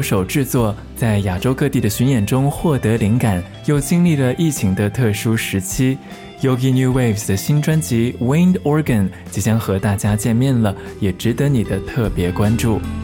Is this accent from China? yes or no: yes; Xi'an, Shaanxi, China; 我的故乡西安